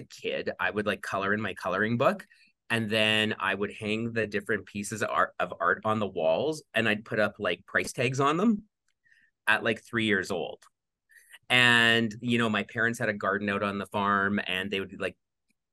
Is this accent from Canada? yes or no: yes; Wadena, Saskatchewan, Canada; moved away as an adult; now in Calgary, Canada; I grew up on a small farm outside of a small town in the middle of Saskatchewan, Wadena, Saskatchewan.